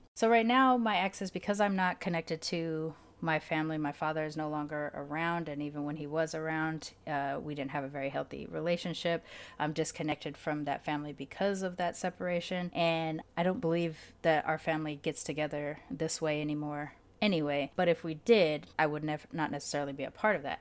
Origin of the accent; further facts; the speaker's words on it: California, United States; moved away as an adult; also born or lived in Austin, Texas / Massachusetts; my family celebrating it in California